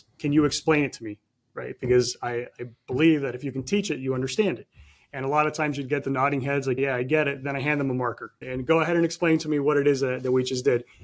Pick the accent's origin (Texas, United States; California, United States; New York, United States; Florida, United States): Florida, United States; Miami; I was born and raised in Miami.